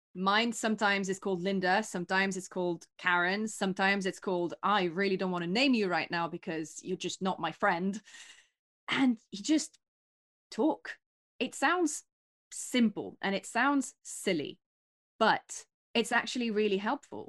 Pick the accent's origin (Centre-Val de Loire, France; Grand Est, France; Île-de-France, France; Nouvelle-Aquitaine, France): Île-de-France, France; near Paris; now in London, United Kingdom; my hometown is right next to Paris